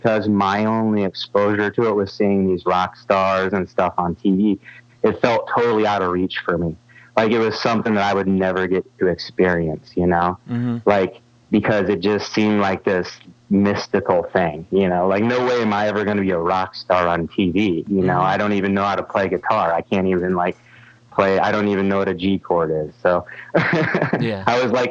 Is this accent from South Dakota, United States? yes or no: yes; Sioux Falls, South Dakota, United States; I was getting to see all those bands in my hometown